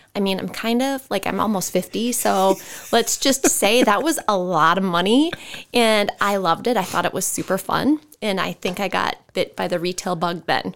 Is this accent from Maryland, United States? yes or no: no; Ridgeway, Iowa, United States; I grew up in the metropolis of Ridgeway, Iowa.